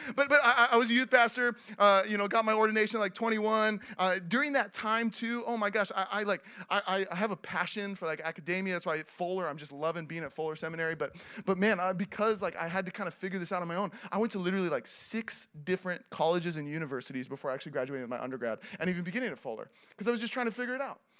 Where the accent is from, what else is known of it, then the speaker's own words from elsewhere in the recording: Seattle, Washington, United States; moved away as an adult; also born or lived in Los Angeles; I grew up in Seattle.